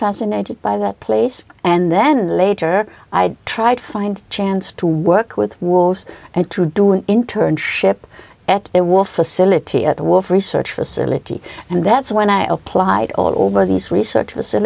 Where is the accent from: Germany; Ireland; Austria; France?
Germany; I grew up in Germany